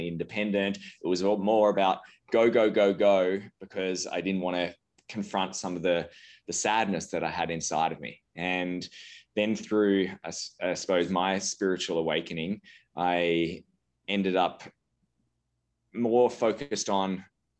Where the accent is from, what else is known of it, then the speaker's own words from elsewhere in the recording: Australia; moved away as an adult; now in Aspen, United States; I'm originally from Australia. I now live in Aspen, Colorado. I moved over 5 years ago for business